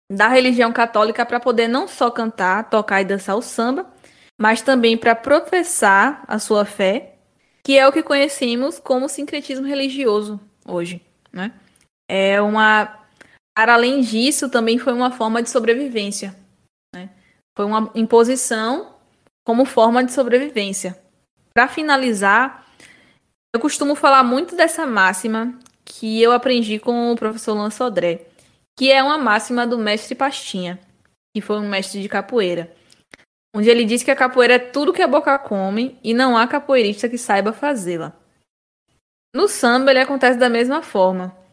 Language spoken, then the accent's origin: Portuguese; Bahia, Brazil; Somos da Bahia, em maior parte, mas nascemos de uma universidade na Bahia, né?